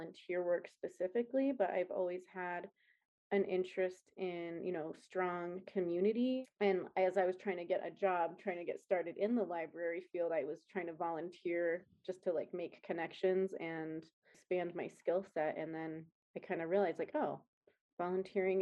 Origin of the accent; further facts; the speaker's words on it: Colorado Springs, Colorado, United States; I am originally from Colorado, Colorado Springs